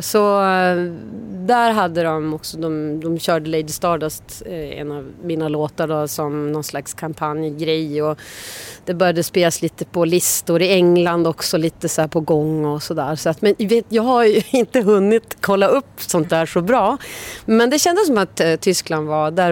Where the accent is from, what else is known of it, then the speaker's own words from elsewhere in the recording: Umeå, Västerbotten County, Sweden; moved away; jag kom ju från Umeå men där var ju alla straight edge